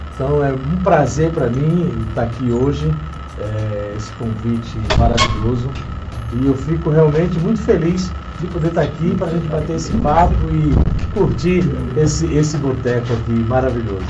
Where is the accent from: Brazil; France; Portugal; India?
Brazil; Itabaiana, Paraíba; now in Bahia, Brazil; nasci na Paraíba, em Itabaiana, 1963